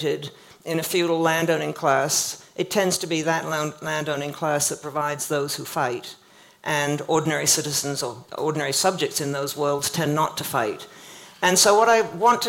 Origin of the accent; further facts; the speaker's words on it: Canada; I grew up in Canada